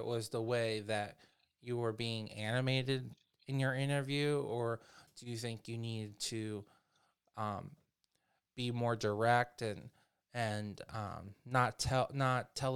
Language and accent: English; Maryland, United States; I grew up in Maryland